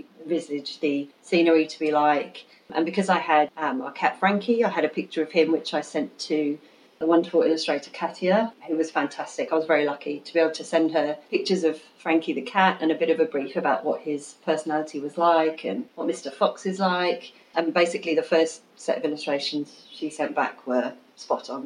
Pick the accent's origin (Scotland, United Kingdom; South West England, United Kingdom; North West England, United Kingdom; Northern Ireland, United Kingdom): South West England, United Kingdom; Royal Wootton Bassett; moved away as an adult; also born or lived in Plymouth, Devon / Sydney, Australia; now in Kiama Downs, Australia; I was born in Plymouth in Devon in the UK, and I grew up in a town called Royal Wood and Bassett in Wiltshire